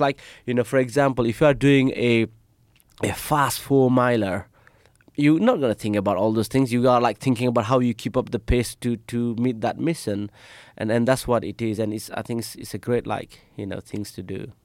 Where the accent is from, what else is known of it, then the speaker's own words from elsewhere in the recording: Nepal; moved away; I'm from Nepal.